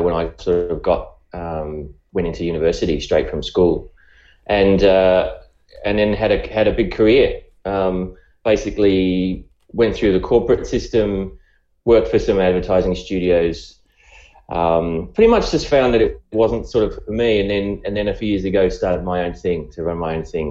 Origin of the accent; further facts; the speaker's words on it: Australia; accent: Australian; by the accent, you can probably tell I'm I'm I'm from Australia